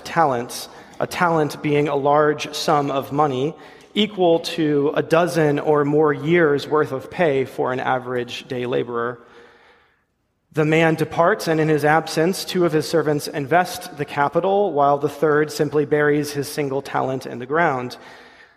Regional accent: Ledyard, Connecticut, United States; moved away; my hometown, Ledyard, Connecticut

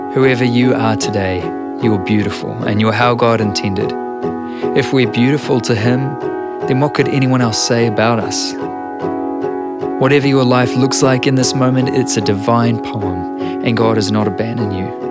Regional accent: New Zealand; I'm a writer and a musician from Aotearoa, New Zealand

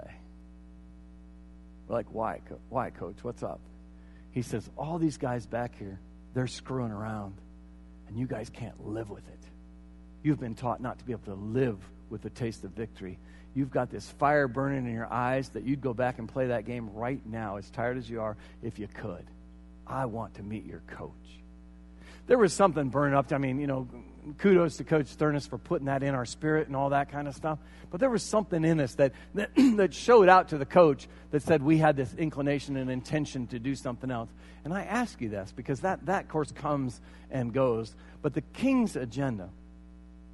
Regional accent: United States; I am an American

